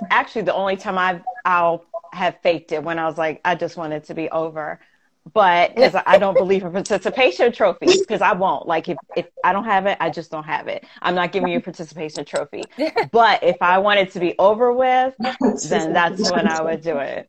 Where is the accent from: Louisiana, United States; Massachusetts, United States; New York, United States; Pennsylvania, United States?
New York, United States; Queens; and there's nothing wrong with that because we come from Queens.